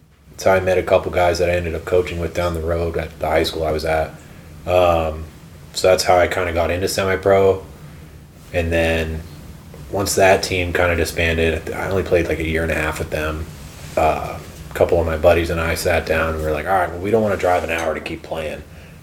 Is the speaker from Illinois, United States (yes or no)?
no; Massachusetts, United States; moved out there for a year because we're originally from Massachusetts, so we have family out there and stuff.